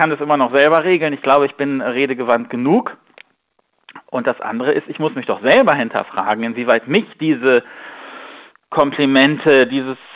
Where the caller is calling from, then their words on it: Bonn, North Rhine-Westphalia, Germany; Einen wunderschönen guten Morgen. Hallo, grüß dich.